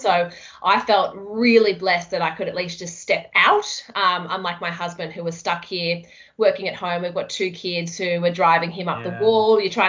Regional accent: Michigan, United States; born there; So I was born in America.

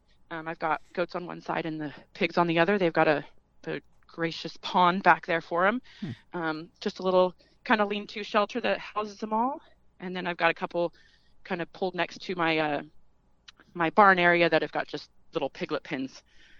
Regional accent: California, United States; now in Midwest, United States; So we're a transplant from California originally.

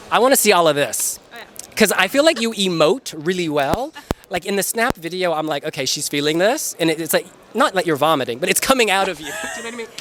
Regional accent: United States; I'm American

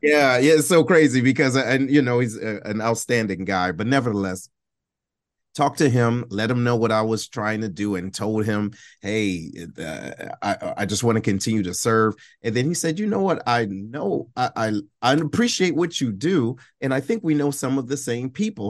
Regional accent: Detroit, Michigan, United States; I'm originally from Detroit, right? Uh, Detroit, Michigan

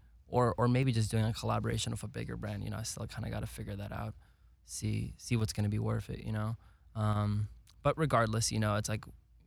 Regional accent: Chicago suburbs, Illinois, United States; moved away as an adult; also born or lived in Lithuania; now in Los Angeles, United States; Not from the city, from the suburbs

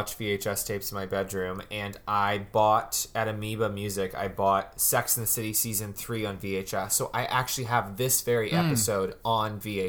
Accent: North Carolina, United States; now in Los Angeles, United States; That's the only thing I miss about North Carolina is the thunderstorms, which we don't get here in LA, really.

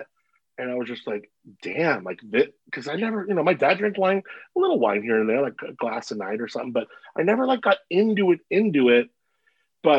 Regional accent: Agoura Hills, California, United States; moved away as an adult; now in Paso Robles, United States; Agoura Hills is where I grew up

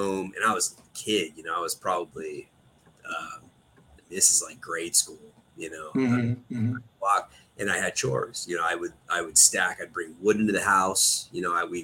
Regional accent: Pollock Pines, California, United States; Pleasant Valley, Pollock Pines area is kind of where I grew up. So just east of here.

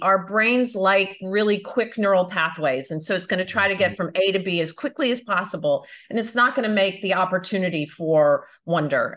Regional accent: United States; moved away as an adult; also born or lived in Florida / Belfast; now in Europe; I am American, but I live in Europe now

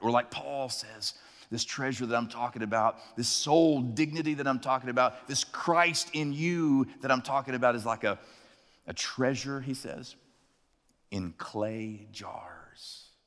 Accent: Chattanooga, Tennessee, United States; The first time I heard the term carjacking, uh, was in my hometown

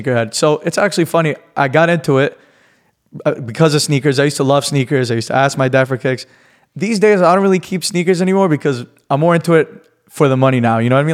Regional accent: New York City, New York, United States; now in Miami, United States; I'm from New York

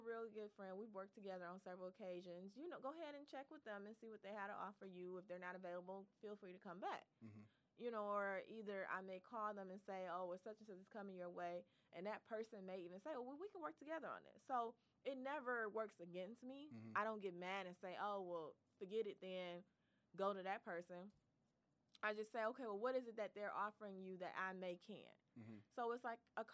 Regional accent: Detroit, Michigan, United States; I am definitely from Detroit, born and raised

